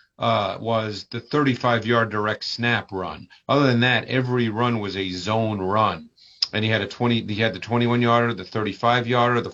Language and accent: English; Northeast, United States; moved away; I grew up in the Northeast